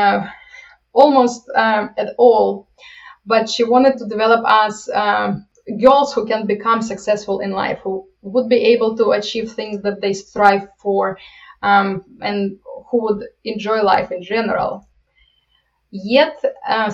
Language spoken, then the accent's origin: English; Ukraine; moved away as an adult; now in United States; I'm coming from Ukraine, and I always, as I came to the United States